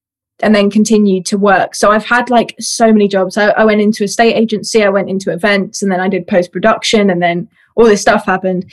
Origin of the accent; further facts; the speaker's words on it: Essex, East of England, United Kingdom; I grew up in Essex in the UK.